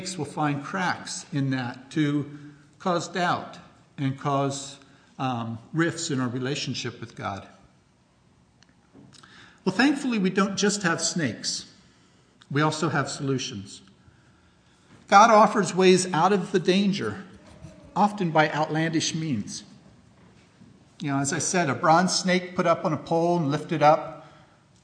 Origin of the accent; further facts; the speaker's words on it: Ephrata, Pennsylvania, United States; I was born in Ephrata Hospital.